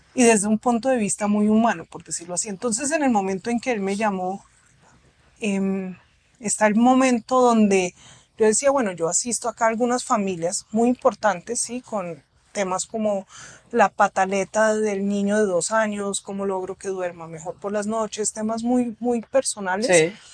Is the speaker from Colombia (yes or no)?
yes; Colombia; moved away; also born or lived in Germany; yo soy colombiana, nací acá en la clínica de Conchiala